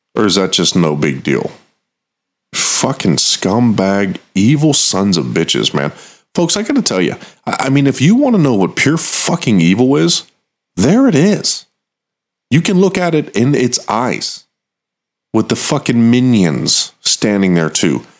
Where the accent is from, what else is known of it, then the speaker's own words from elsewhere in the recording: United States; I'm American.